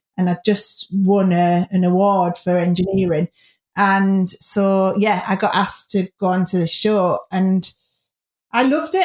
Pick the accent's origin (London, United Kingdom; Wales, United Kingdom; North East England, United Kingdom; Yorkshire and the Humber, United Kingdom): North East England, United Kingdom; Middlesbrough; in the area where I grew up in Middlesbrough